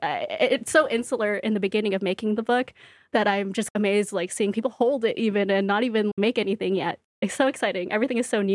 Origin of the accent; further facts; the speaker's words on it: Brooklyn, New York, United States; So I am from Brooklyn. I'm excited to do a Brooklyn event.